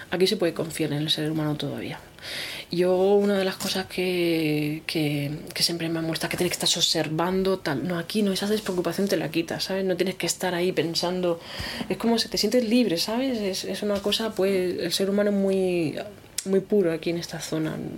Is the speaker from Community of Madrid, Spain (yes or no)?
no; Region of Murcia, Spain; yo soy murciana, ¿eh? cuidado, que yo, soy murciana, vikingada, que me ha culturado, pero